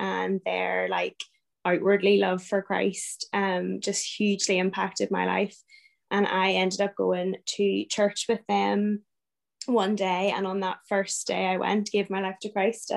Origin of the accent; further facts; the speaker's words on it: Newtownards, Northern Ireland, United Kingdom; also born or lived in Belfast / Ards Peninsula; I grew up in Newton Ards and went to school in Belfast